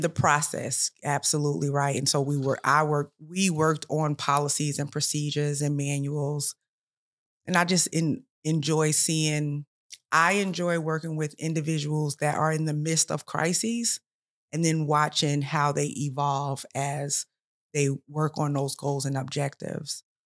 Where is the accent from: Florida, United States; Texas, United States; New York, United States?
New York, United States; also born or lived in South Carolina; now in Columbia, South Carolina, United States; I'm originally from New York